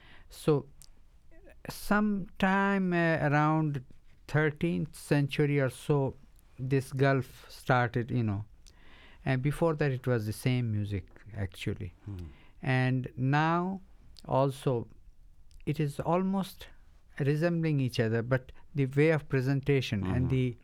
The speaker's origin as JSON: {"language": "English", "town": "Varanasi", "region": "Uttar Pradesh", "country": "India", "tie": "born or raised there", "first_language": "Bengali", "second_language": "English", "said": "I'm a Bengali, but born and brought up in Benares."}